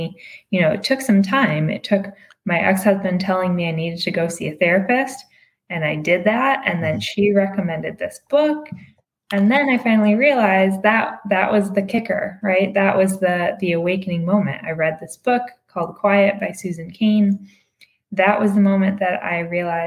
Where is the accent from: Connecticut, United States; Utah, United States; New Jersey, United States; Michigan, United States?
Michigan, United States; outside Detroit; also born or lived in Massachusetts; now in Los Angeles, United States; I'm originally from Michigan, outside Detroit. I grew up there